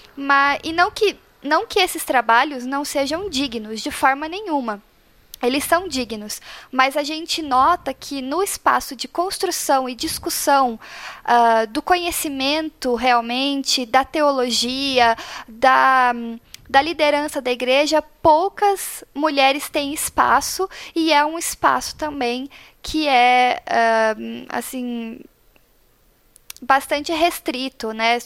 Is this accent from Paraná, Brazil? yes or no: yes; Paraná, Brazil; also born or lived in Curitiba; eu sou do Paraná, moro em Curitiba atualmente